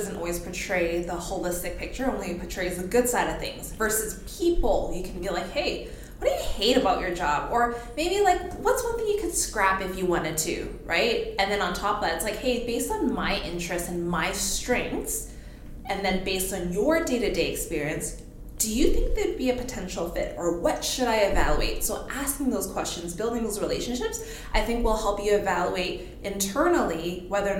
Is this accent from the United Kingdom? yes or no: no; Calgary, Alberta, Canada; also born or lived in Edmonton; I was born in Edmonton, raised in Calgary